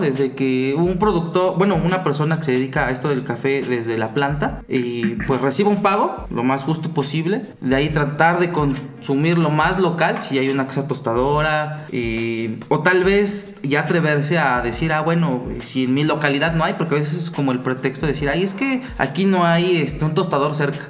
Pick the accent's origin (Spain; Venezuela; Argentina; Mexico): Mexico; Puebla; como el poblano que soy